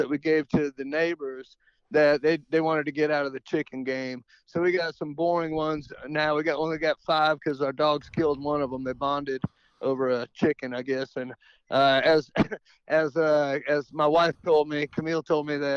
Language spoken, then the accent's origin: English; Atlanta, Georgia, United States; I grew up in Atlanta, north of Atlanta, and I went to North Springs High School